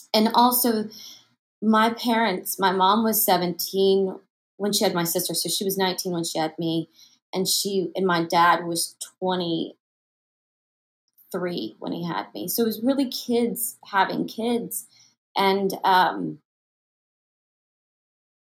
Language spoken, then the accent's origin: English; Tomball, Texas, United States; moved away; I'm from Tomball, Texas